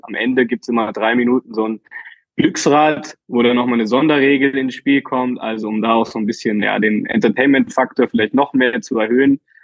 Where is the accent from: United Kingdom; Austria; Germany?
Germany; Berlin; ich als äh, Berliner Junge